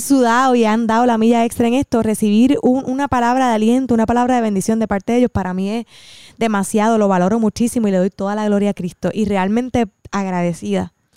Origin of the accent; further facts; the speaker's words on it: Cidra, Puerto Rico; yo soy de Sidra